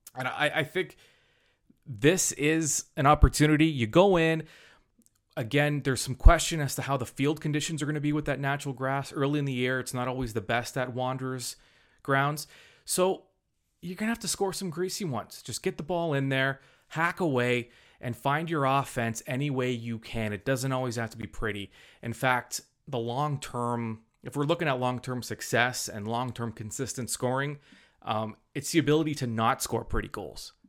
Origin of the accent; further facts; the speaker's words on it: Hamilton, Ontario, Canada; born and bred in Hamilton